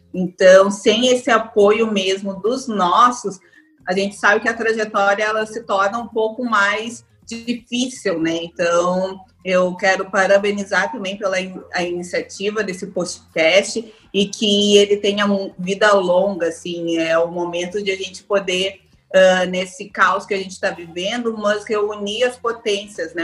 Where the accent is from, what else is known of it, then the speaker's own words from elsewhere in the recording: Rio Grande do Sul, Brazil; moved away as an adult; now in Salvador, Brazil; Eu sou gaúcha, mas eu moro em Salvador já há 10 anos